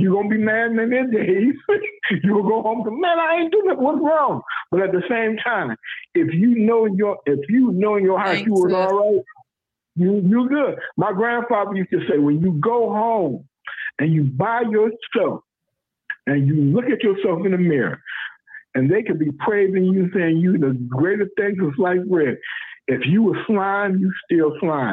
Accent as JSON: {"language": "English", "town": "Lackawanna", "region": "New York", "country": "United States", "tie": "born or raised there", "also_born_or_lived": "South Carolina", "said": "being a city councilman for where I grew up"}